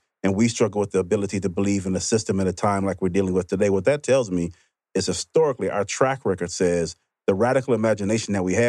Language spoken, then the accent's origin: English; Mississippi, United States; I grew up in Mississippi.